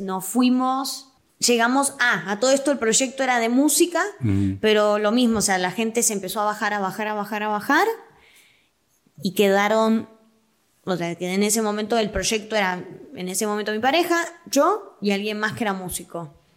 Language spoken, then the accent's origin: Spanish; Quilmes, Buenos Aires Province, Argentina; accent: rioplatense; moved away as an adult; now in Guadalajara, Mexico; Quilmes es mi ciudad natal.